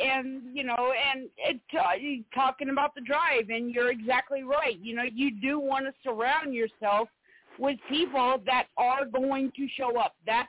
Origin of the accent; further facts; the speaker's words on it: East Coast, South Carolina, United States; moved away; I grew up on the East Coast, so you know, I was in Sweet South Carolina